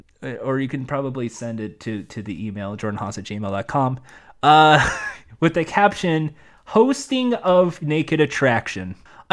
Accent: Wales, United Kingdom; He didn't really care much for my accent, but I'm proud of being from Wales.

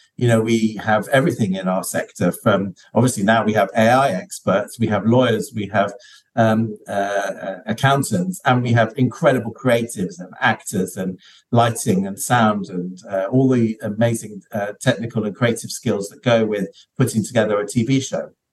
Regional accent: London, United Kingdom; I grew up in London, which is one of the most multicultural cities on the planet.

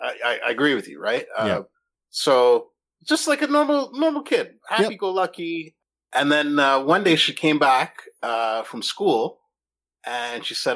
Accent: Toronto, Ontario, Canada; when I was a kid growing up in Toronto.

